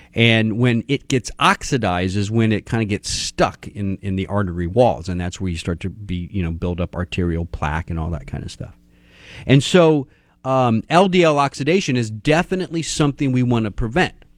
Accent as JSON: {"language": "English", "region": "Texas", "country": "United States", "said": "I'm from Texas."}